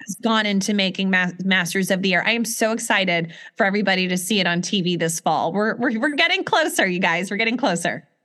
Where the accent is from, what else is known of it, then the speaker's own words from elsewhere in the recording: Atlanta, Georgia, United States; I was born in Atlanta